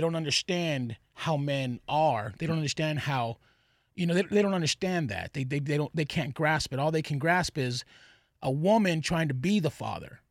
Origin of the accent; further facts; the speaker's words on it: Texas, United States; I'm from Texas.